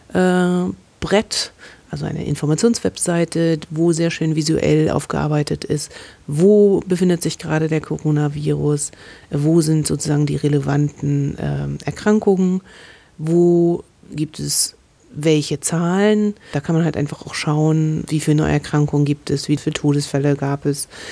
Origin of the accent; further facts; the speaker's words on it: Germany; wir als Deutsche